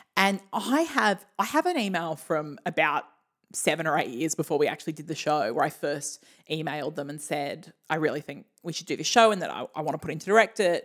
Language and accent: English; Australia; we're Australian